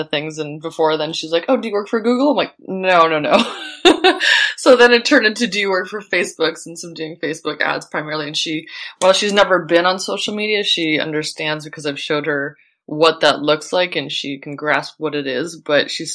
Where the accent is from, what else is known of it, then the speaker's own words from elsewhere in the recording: Buffalo, New York, United States; moved away as an adult; also born or lived in Lithuania / Toronto, Canada / Seattle / Long Beach; now in Central Coast of California, United States; we moved to Buffalo, New York, and that's where I spent from middle school through early university